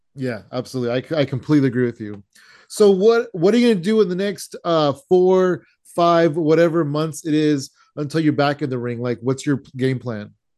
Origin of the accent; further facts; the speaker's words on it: San Jose, California, United States; now in Tracy, United States; I'm born and raised in San Jose, uh, but I currently live in Tracy, which is kind of by Sacramento